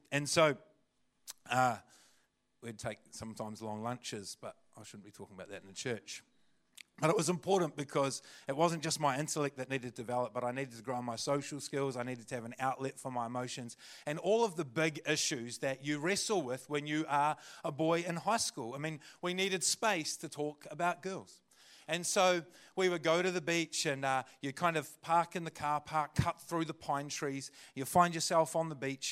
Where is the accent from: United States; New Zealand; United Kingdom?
New Zealand; Christchurch, Canterbury; also born or lived in Kaiapoi, North Canterbury; I was born and raised in Aotearoa Christchurch